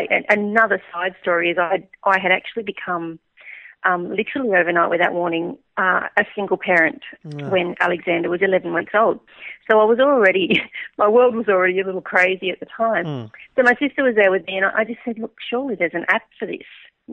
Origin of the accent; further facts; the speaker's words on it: Newcastle, New South Wales, Australia; I'm from Newcastle